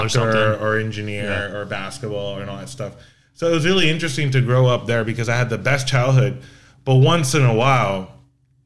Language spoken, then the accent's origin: English; Puerto Rico; first language Spanish; English is a second language; I'm born and raised in Puerto Rico